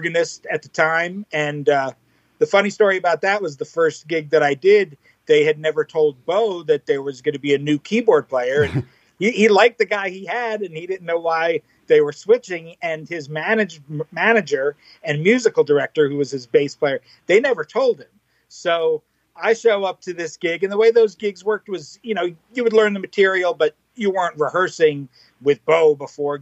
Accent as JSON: {"language": "English", "region": "New York", "country": "United States", "tie": "born or raised there", "also_born_or_lived": "Manhattan / Brooklyn", "said": "I was born and raised in New York, about 40 minutes outside of Manhattan."}